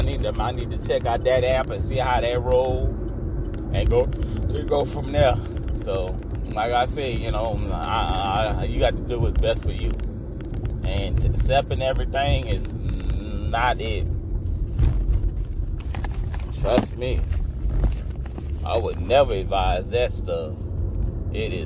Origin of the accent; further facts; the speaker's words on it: Louisiana, United States; I'm from Louisiana